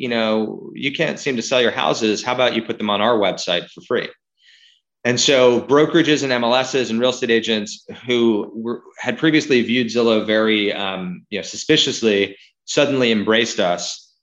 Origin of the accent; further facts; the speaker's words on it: New York, United States; also born or lived in Seattle, Washington; now in Los Angeles, United States; I grew up here in New York and then here in LA, but then I found myself in Seattle for 15 years